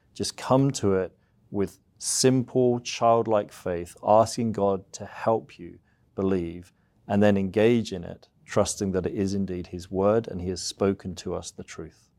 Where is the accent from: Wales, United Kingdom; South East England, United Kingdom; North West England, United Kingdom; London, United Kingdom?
South East England, United Kingdom; moved away as an adult; now in United States; I'm from the U K originally, so, uh, I grew up in the southeast of England.